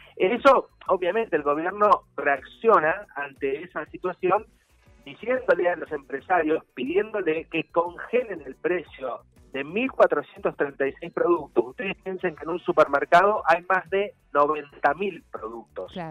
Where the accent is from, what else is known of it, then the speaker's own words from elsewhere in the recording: Argentina; Nosotros somos 45 millones argentinos y argentinos.